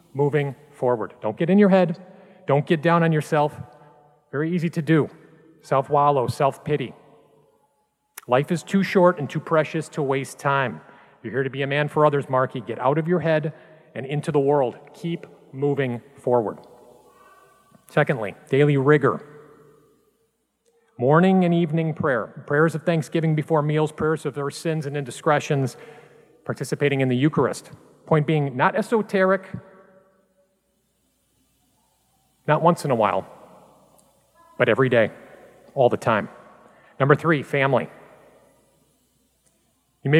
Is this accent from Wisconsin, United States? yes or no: yes; Milwaukee, Wisconsin, United States; now in Chicago, United States; growing up in Milwaukee